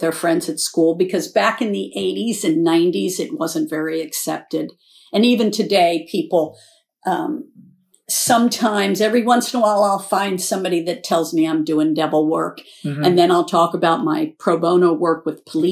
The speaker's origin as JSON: {"language": "English", "town": "Lebanon", "region": "Pennsylvania", "country": "United States", "tie": "born or raised there", "said": "I grew up in Lebanon, Pennsylvania"}